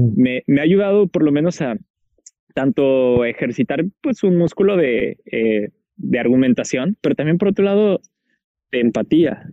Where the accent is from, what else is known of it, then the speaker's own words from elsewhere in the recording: Guadalajara, Jalisco, Mexico; moved away; soy de Guadalajara